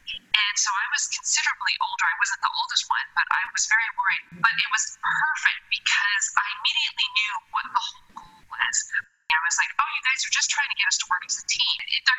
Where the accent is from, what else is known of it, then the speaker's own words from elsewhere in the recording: Westminster, California, United States; moved away as an adult; now in Italy; I'm originally from Southern California, Westminster, California.